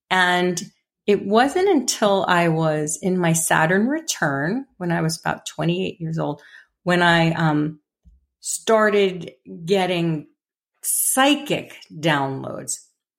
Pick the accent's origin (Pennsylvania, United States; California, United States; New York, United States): New York, United States; New York City; I grew up in the Bronx in a very blue collar home, in a very blue collar kind of tough neighborhood. And I was a little fairy child.